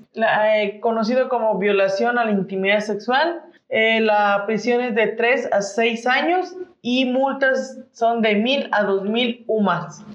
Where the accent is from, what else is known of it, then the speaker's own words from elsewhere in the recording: Mexico; como mexicanos